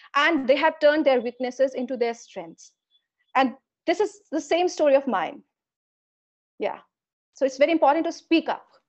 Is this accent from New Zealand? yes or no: no; India; Being an Indian